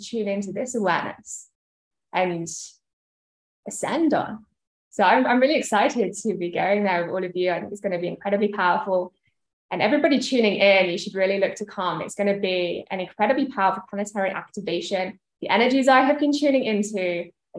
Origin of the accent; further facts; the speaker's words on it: United Kingdom; being British myself